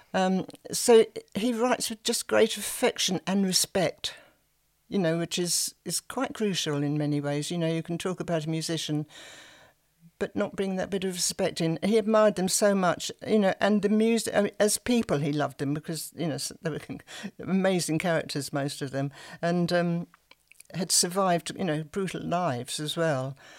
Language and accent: English; Sussex, South East England, United Kingdom; accent: Sussex; also born or lived in South London; my Sussex voice